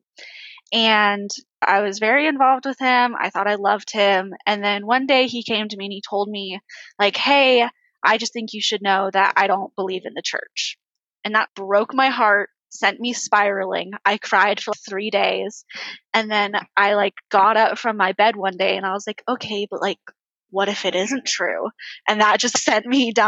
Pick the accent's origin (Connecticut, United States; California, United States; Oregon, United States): California, United States; now in Orem, United States; I live in Orem, Utah, but I'm from California